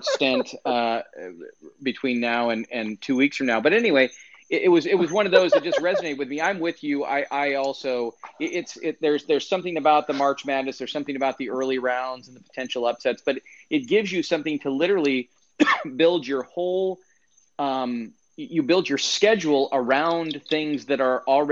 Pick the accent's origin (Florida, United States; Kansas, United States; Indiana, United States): Indiana, United States; Fort Wayne; I'm from Fort Wayne, Indiana.